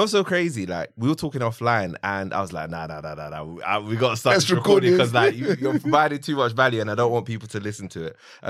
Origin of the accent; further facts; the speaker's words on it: Nigeria; I'm Nigerian.